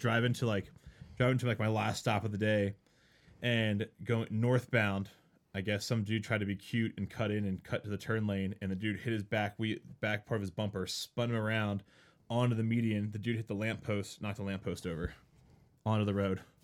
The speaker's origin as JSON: {"language": "English", "region": "East Coast", "country": "United States", "moved": "yes", "said": "I'm from the East Coast"}